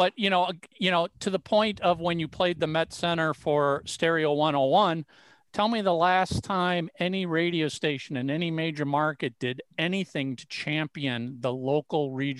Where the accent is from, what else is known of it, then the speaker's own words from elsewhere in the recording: Bloomington, Minnesota, United States; I grew up in Bloomington. So I went to high school at Thomas Jefferson.